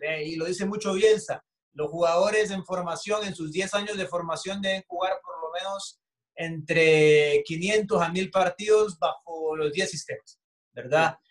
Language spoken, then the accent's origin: Spanish; El Salvador